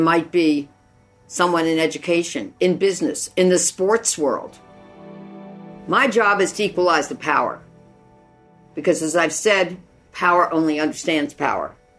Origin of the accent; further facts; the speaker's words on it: United States; a woman growing up in the United States and in this world